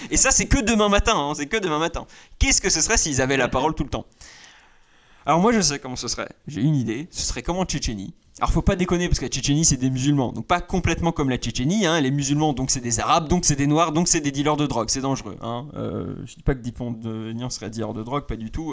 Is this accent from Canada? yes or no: no; France; je suis français